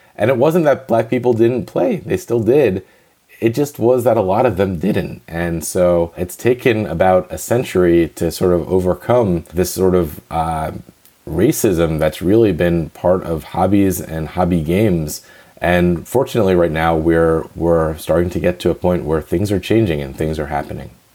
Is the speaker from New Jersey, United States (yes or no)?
yes; New Jersey, United States; moved away; I'm East Coast and I was born in New Jersey.